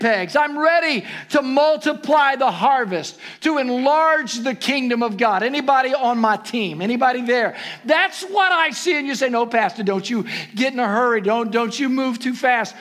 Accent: Ohio, United States; moved away; Growing up in Ohio

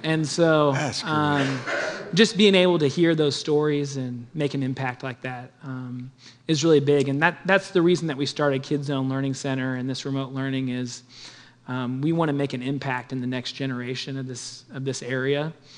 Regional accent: Olathe, Kansas, United States; I grew up in the Wesleyan Church uh, in Olathe, Kansas

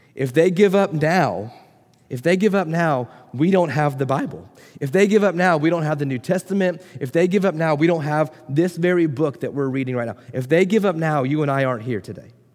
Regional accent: Florida, United States; moved away; I grew up in Florida

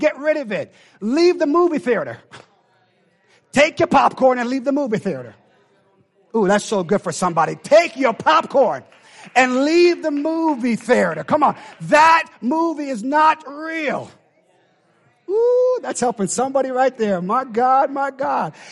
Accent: Jamaica; I know I tell you I'm Jamaican, but I really am Jamaican

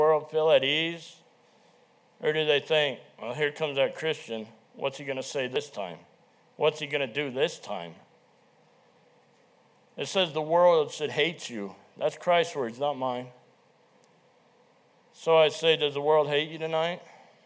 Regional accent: Lead, South Dakota, United States; we grew up in Lead.

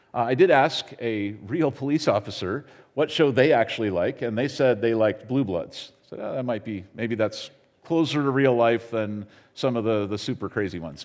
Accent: United States; as an American

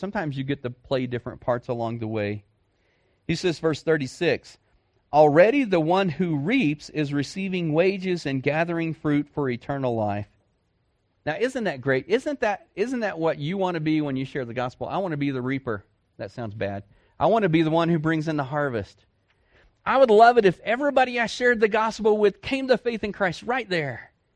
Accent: Dallas, Texas, United States; I grew up in a city. I grew up in Dallas Fort Worth

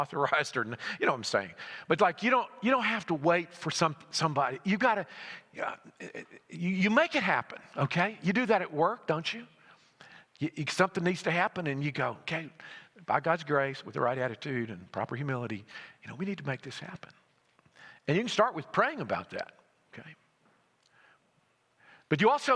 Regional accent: Alabama, United States; moved away as an adult; now in Greenville, United States; I'm from Greenville. I grew up in Alabama, but I've been in Greenville, South Carolina since I was 18

